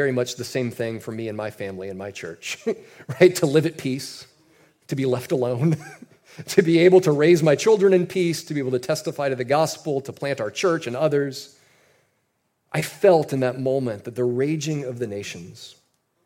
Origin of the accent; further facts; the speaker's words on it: United States; us as Americans